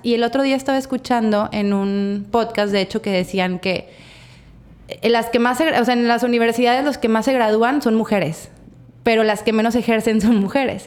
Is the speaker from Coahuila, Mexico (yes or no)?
yes; Torreón, Coahuila, Mexico; now in Mazatlán, Mexico; las dos somos de Torreón